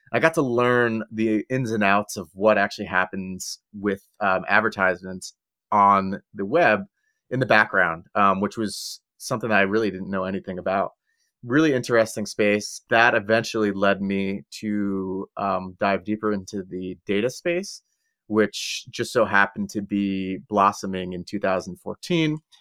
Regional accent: Long Island, New York, United States; now in California, United States; I'm originally from Long Island

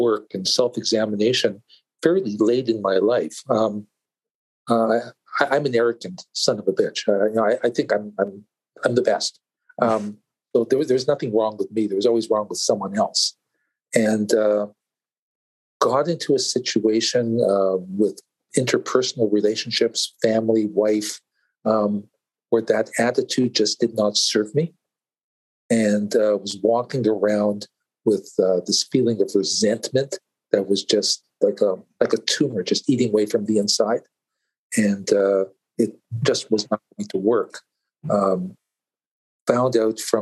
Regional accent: Canada; I was born here in Canada

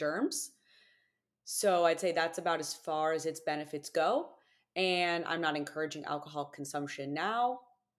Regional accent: United States; as an American

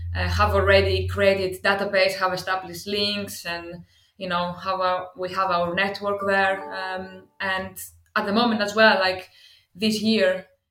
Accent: Greece; English is a second language; moved away as an adult; also born or lived in Athens / Cardiff / Swansea; now in United Kingdom; I come from Greece originally. You probably understand from the accent.

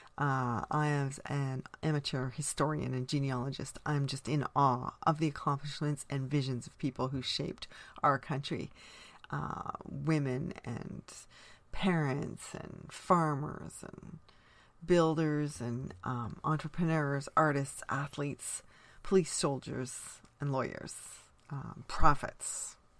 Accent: Canada; being Canadian is an essential part of who I am

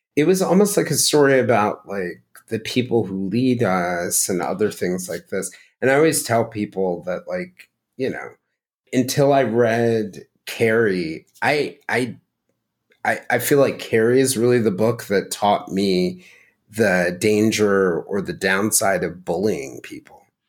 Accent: Marietta, Georgia, United States; I was growing up in Marietta, Georgia

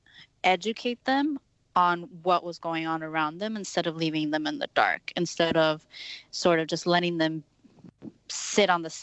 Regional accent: Texas, United States; now in Chicago, United States; me growing up in Texas

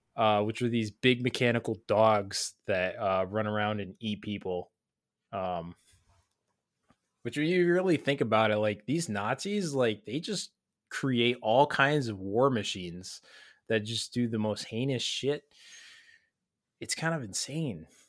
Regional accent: United States; speaking as an American

